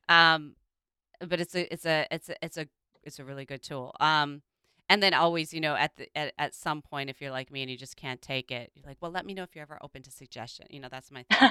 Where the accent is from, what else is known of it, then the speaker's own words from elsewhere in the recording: Midwest, United States; growing up in the Midwest